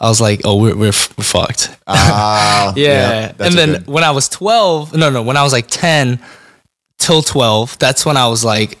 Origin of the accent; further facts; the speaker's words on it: Los Angeles, California, United States; also born or lived in Koreatown, Los Angeles / Eagle Rock, Los Angeles; Well, I was born and raised in Los Angeles. I never left